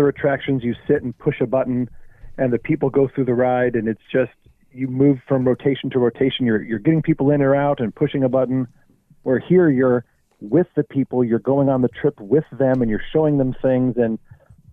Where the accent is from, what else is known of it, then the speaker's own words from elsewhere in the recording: Orange, California, United States; I was born and raised in Orange County. And grew up in Orange, which was like 7 miles away from the park.